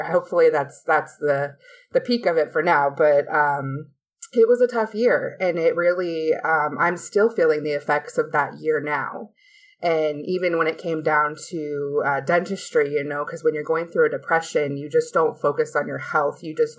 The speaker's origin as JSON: {"language": "English", "region": "Alaska", "country": "United States", "tie": "born or raised there", "also_born_or_lived": "Las Vegas", "moved": "as an adult", "lives_now": "Florida, United States", "said": "Yeah, I was actually in Alaska and born and raised in Alaska."}